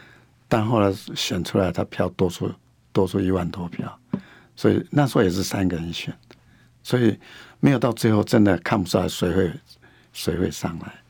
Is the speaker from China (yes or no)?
no; Hsinchu, Hsinchu City, Taiwan; 我也希望说，呼吁我们新竹人，就说新竹人，就说团结新竹人。